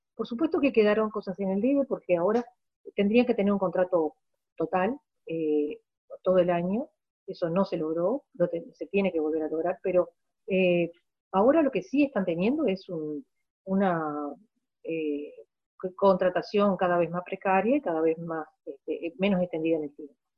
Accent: Maldonado, Uruguay; moved away as an adult; also born or lived in Montevideo; soy una hija de Maldonado. Eh, yo nací en esta ciudad

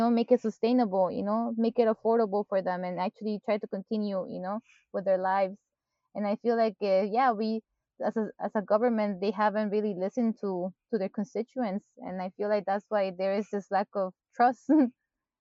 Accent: Mexico; moved away; I grew up in Mexico and I'm used to, like, people greeting each other, even if you're a stranger

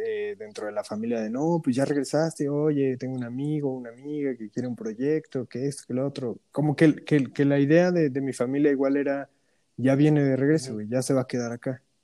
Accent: Mexico; moved away as an adult; also born or lived in Toronto, Canada; ya estoy en mi país, ¿sabes? Eh, en México

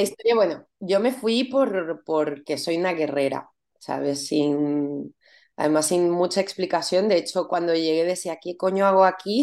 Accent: Venezuela; moved away as an adult; also born or lived in Paris / Barcelona; now in Spain; mi país

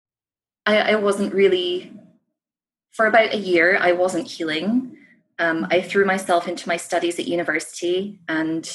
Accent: Scottish Borders, Scotland, United Kingdom; moved away as an adult; now in Canada; I was born and raised in the Scottish Borders, so that is my place of origin. But obviously now I live overseas

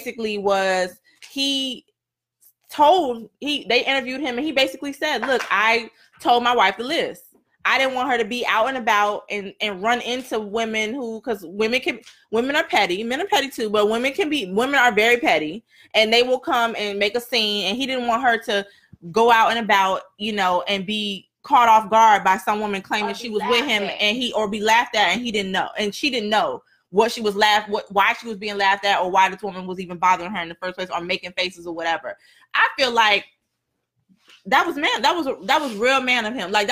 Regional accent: South Florida, United States; also born or lived in Virginia; I've lived in South Florida most of my life. I was born in Virginia

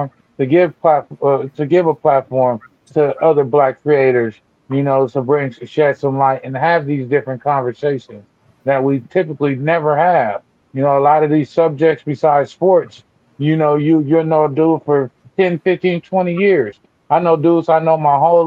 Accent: Pasadena, California, United States; I come from Pasadena

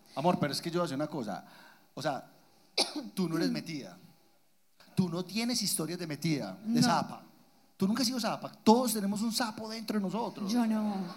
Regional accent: Guatapé, Antioquia, Colombia; yo soy de Guatapé, el, pueblo más hermoso de Antioquia.

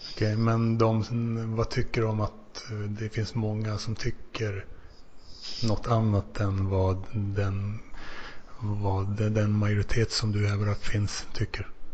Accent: Finland; now in Sweden; som finne

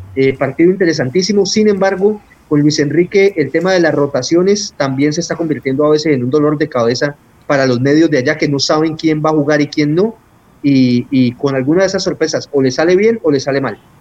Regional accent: Colombia; aquí en Colombia nos está costando entenderlo

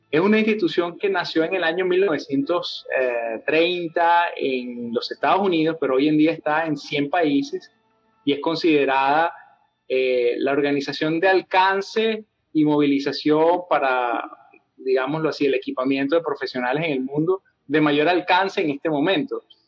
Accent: Venezuela; estando yo en el campus universitario allá en Venezuela, de donde soy

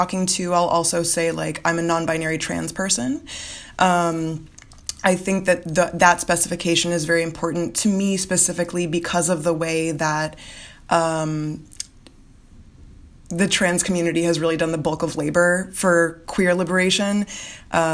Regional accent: Florida Keys, United States; moved away; So I'm from South Florida. I'm from the Florida Keys. And so I grew up around a lot of Caribbean culture

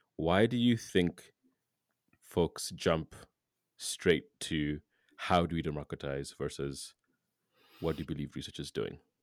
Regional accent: Kenya; moved away; I'm from Kenya

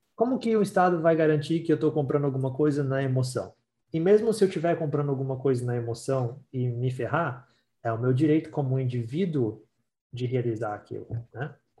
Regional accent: Brazil; now in Ontario, Canada; a gente é brasileiro

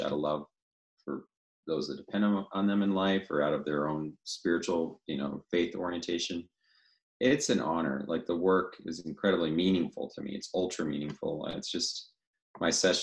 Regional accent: the Northwest, Pacific Northwest, United States; moved away as an adult; also born or lived in Louisville, Colorado; now in Coeur d'Alene, United States; I grew up in the Northwest. That's where I always felt home.

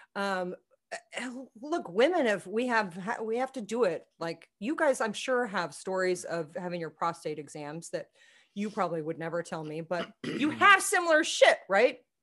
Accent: Manhattan, Kansas, United States; I grew up in Manhattan

